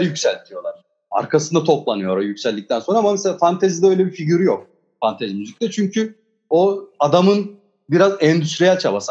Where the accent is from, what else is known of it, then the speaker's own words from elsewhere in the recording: Osmaniye, Turkey; Üçümüz de zaten hani Osmaniyeliyiz, Çukurovalıyız.